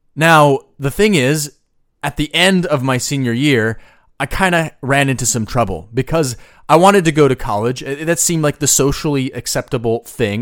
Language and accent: English; Boise, Idaho, United States; I grew up in Boise, Idaho